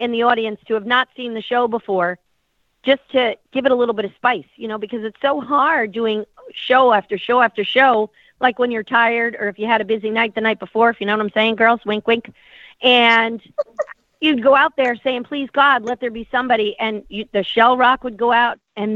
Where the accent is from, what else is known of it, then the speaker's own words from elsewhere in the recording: New York, United States; moved away; I'm from New York